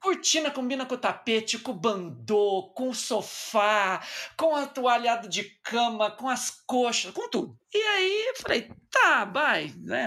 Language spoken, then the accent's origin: Portuguese; Batatais, São Paulo, Brazil; moved away; estava eu lá na minha cidade natal